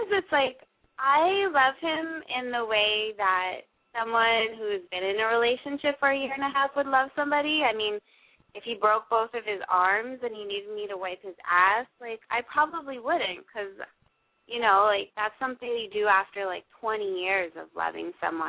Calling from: San Francisco, California, United States; I'm 26, and I'm calling from San Francisco.

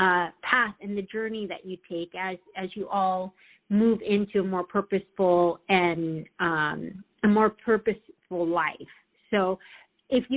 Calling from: Southern California, United States; I'm calling from Southern California

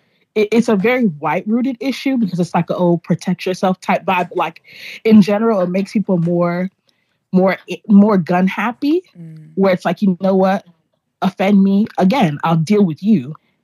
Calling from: Los Angeles, California, United States; Yeah, I am recording live from Los Angeles.

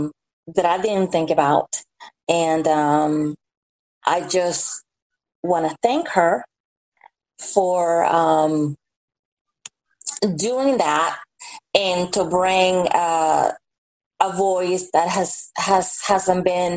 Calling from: Atlanta, Georgia, United States; Oh, Atlanta, Georgia.

